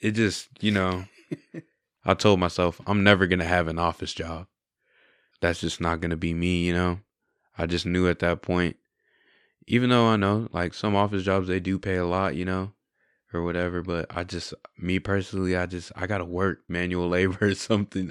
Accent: San Angelo, Texas, United States; I really like growing up in San Angelo. I have good friends, good family here

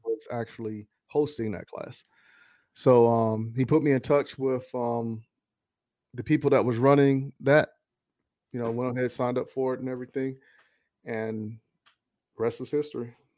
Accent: Charlotte, North Carolina, United States; I grew up in Charlotte

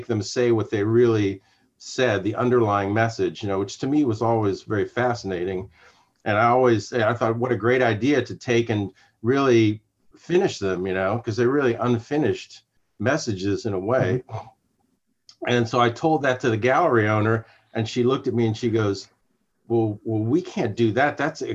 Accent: Sarasota, Florida, United States; I grew up in Sarasota, Florida.

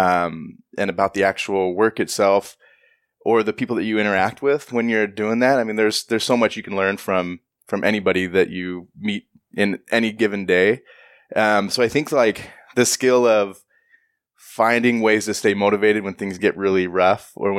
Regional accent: Washington, United States; Growing up, so I grew up in Central Washington

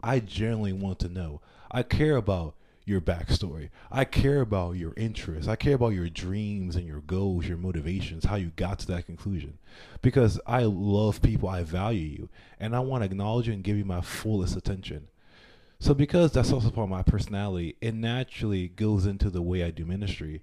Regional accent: Panama; I'm from Panama.

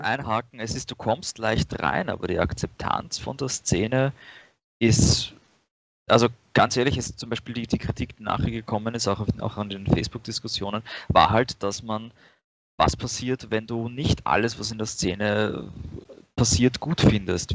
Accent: Vienna, Austria; ich bin aus Wien

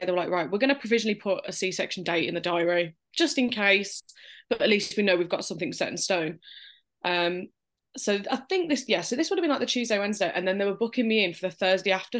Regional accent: Birmingham, West Midlands, United Kingdom; we're from Birmingham, U K, if they couldn't tell by the accent

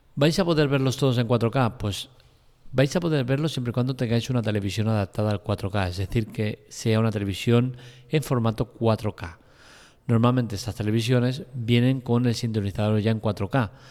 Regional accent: Spain; soy español

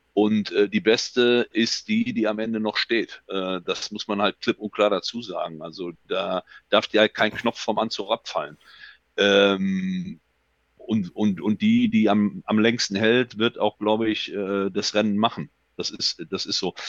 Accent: Germany; also born or lived in Düsseldorf; bei uns in Deutschland

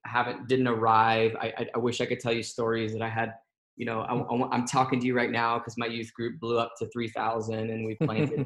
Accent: Texas, United States; moved away as an adult; also born or lived in Seattle, Washington; I'm originally from Texas and moved up to Seattle, Washington when I was graduated high school.

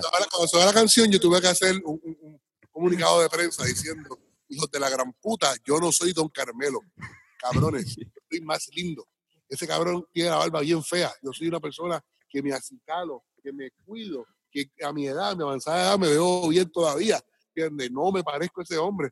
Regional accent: Guaynabo, Puerto Rico; yo sí soy de Guaynabo. Mi familia es de los albicios del pueblo de Guainao.

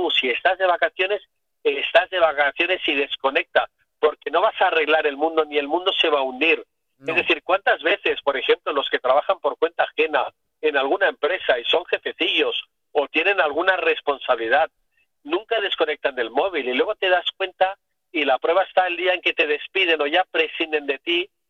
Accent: Barcelona, Catalonia, Spain; Ah, pues ahí, Paula, como buen catalán que soy

